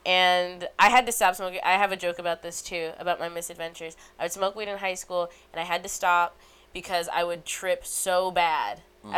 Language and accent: English; Illinois, United States; We were in a cornfield, because I'm from Illinois, and people had to carry me, and I was prom queen.